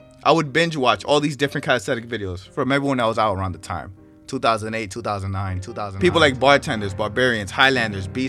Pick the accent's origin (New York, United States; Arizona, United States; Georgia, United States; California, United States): New York, United States; New York City; I was born and raised in New York City, Washington Heights to be exactly.